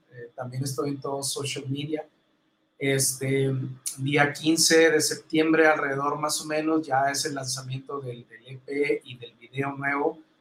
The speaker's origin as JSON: {"language": "Spanish", "country": "Mexico", "said": "soy el único, mexicano en Imeches"}